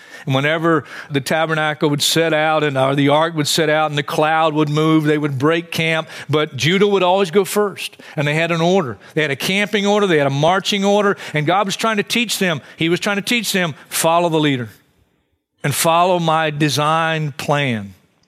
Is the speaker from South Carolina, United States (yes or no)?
yes; Hartsville, South Carolina, United States; I grew up in Hartsville, South Carolina, a great vacation spot.